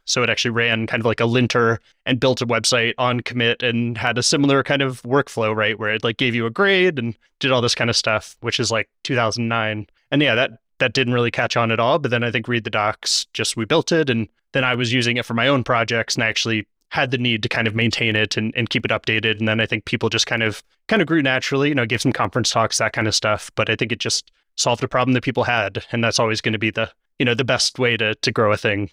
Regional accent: Virginia, United States; moved away as an adult; also born or lived in Kansas; I grew up in Virginia

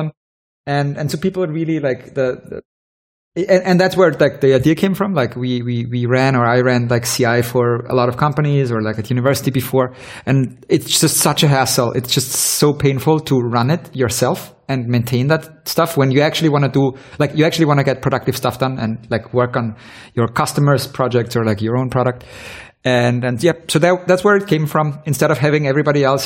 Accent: Vienna, Austria; I'm originally from Vienna, and went to university here.

